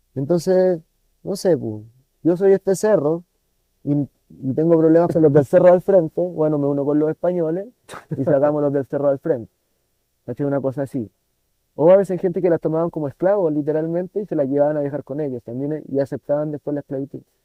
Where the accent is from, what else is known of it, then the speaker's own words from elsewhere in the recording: Chile; los chilenos ocupamos hueadita